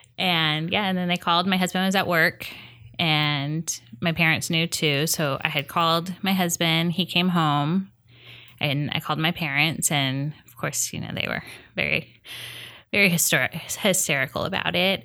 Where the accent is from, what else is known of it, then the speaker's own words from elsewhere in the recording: Huntington Beach, California, United States; also born or lived in Las Vegas; now in Long Beach, United States; I grew up in Hennington